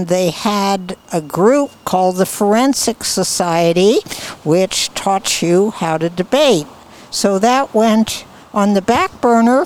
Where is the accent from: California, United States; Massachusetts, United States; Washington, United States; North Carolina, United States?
California, United States; San Francisco; I was born in San Francisco and raised in San Francisco